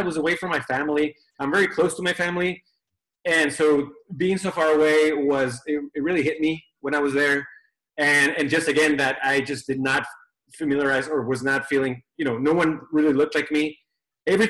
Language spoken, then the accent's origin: English; Tijuana, Baja California, Mexico; moved away as an adult; also born or lived in Chula Vista, California / Michigan; I was born in Chula Vista and pretty much lived in Tijuana up until I was 18 years old